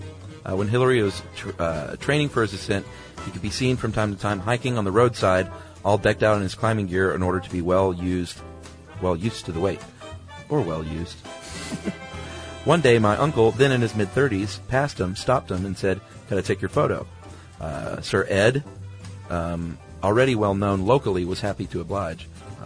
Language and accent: English; Canada; born there; I was born in Canada, but my mother and her family are all from New Zealand.